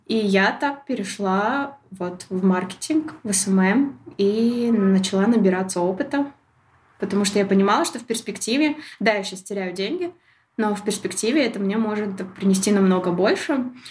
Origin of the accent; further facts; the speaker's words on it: Shymkent, Kazakhstan; moved away as an adult; also born or lived in Almaty; я могу вырваться из Шимкента